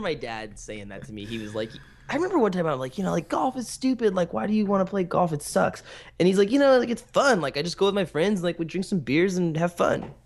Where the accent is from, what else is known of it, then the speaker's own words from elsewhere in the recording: American Canyon, California, United States; I grew up in American Canyon